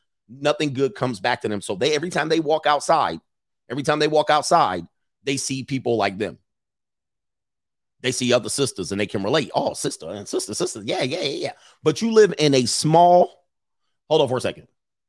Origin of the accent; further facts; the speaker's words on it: Illinois, United States; I'm from Illinois. He's right. Now, watch this. Because when you think of Illinois, you think Chicago.